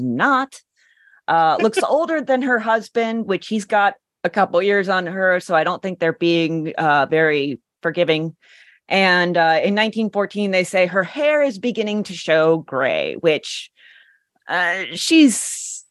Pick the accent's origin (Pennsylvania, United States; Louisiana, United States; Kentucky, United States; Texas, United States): Pennsylvania, United States; Warren; now in Johnstown, United States; I come from Northwest. I'm from Warren.